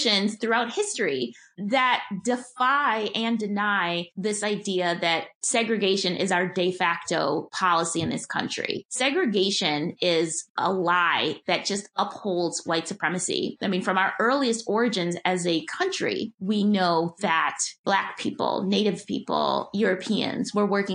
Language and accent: English; Milwaukee, Wisconsin, United States; growing up in Milwaukee